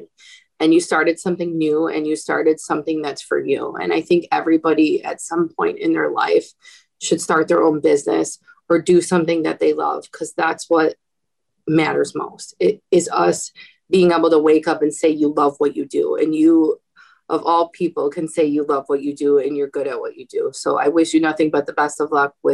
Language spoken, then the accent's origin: English; Midwest, United States; now in Chicago, United States; I'm from the Midwest.